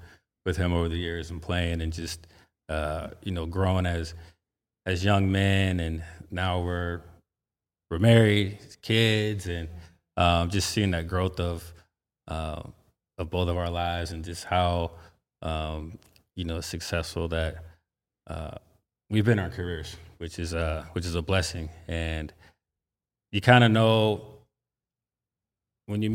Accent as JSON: {"language": "English", "town": "Palmdale", "region": "California", "country": "United States", "tie": "born or raised there", "said": "I grew up in Palmdale. Technically, it's still LA County."}